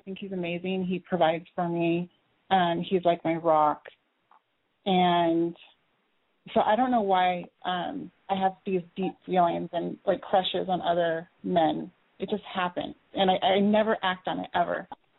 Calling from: California, United States; I'm 28, and I'm in California, in Central.

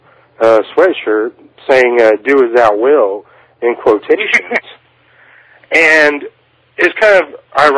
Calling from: Kansas, United States; But calling in because … I'm calling from Kansas, interestingly enough.

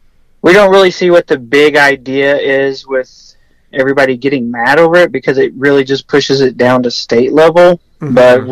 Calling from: Texas, United States; I'm in Texas.

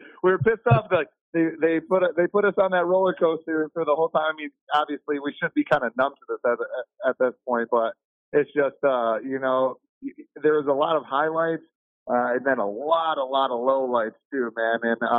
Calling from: Grand Rapids, Michigan, United States; I'm from Grand Rapids, Michigan.

